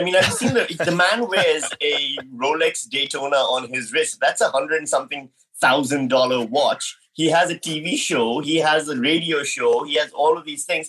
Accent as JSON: {"language": "English", "country": "Pakistan", "moved": "yes", "lives_now": "Australia", "said": "I'm from Pakistan"}